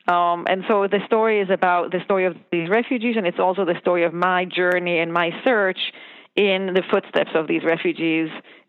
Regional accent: Israel; I grew up in Israel.

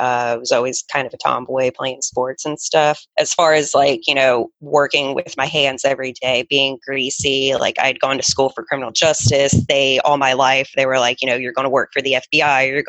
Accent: Charlotte, North Carolina, United States; I ended up transferring back to Charlotte, North Carolina, my hometown, to a school there.

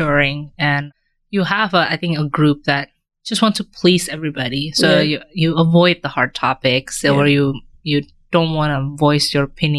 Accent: Indonesia; moved away; also born or lived in United States; I grew up in Indonesia

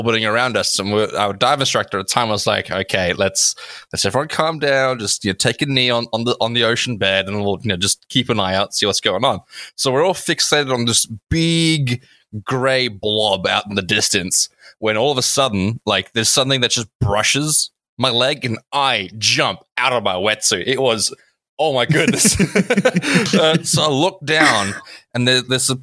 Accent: South Africa; I grew up in South Africa next to the beach.

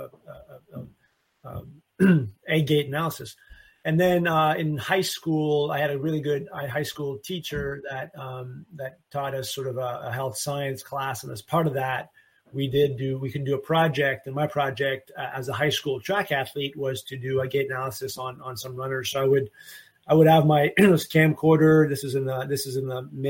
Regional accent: Canada; now in Memphis, United States; I'm from Canada

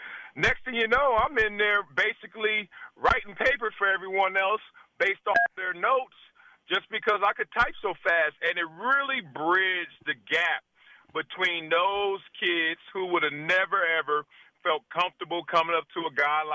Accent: Compton, California, United States; I'm big, black. I'm playing …. I'm from Compton, L.A.

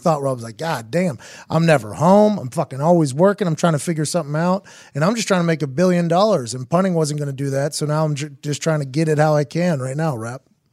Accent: Pittsburgh, Pennsylvania, United States; I'm from Pittsburgh

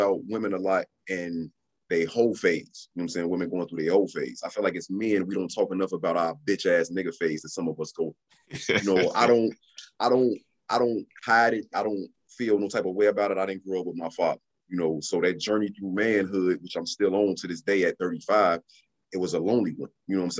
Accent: Chicago, Illinois, United States; my experiences growing up in Chicago

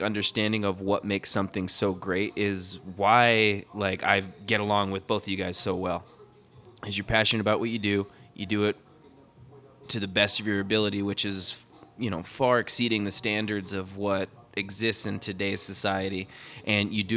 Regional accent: Prescott, Arizona, United States; also born or lived in Phoenix, Arizona; I'm a local to the state of Arizona. I was born in Prescott. I've lived in Phoenix for the last 30 plus years

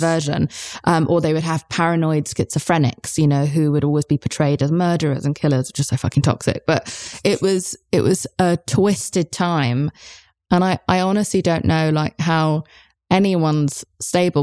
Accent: United Kingdom; I'm British

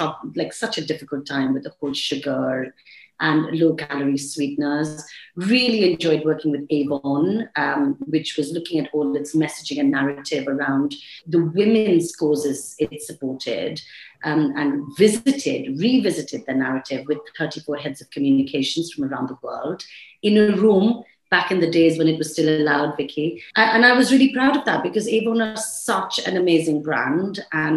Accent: India; accent: Indian; You know, I sort of came in with my Indian accent, and I see that really changing.

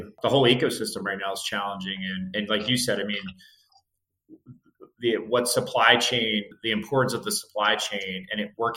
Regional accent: New Jersey, United States; moved away as an adult; also born or lived in Santa Clara; I grew up in South New Jersey, right by Philadelphia.

